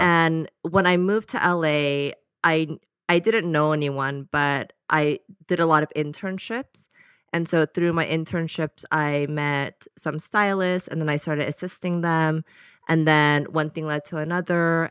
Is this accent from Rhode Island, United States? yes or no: no; Danville, California, United States; also born or lived in Fort Worth, Texas; So majority of my childhood was in the Bay Area in a small town called Danville.